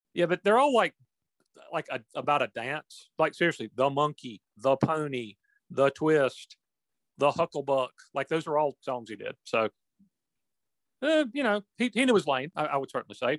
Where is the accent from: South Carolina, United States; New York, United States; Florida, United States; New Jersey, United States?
South Carolina, United States; Chester; mine and LD's hometown of Chester, South Carolina